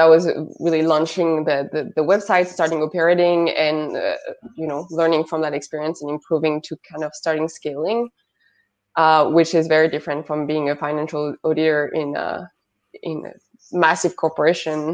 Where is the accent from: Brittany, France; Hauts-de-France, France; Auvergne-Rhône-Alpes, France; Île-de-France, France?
Hauts-de-France, France; accent: French; English is a second language; moved away as an adult; also born or lived in Paris; I come from a little village next to Lille in the north of France.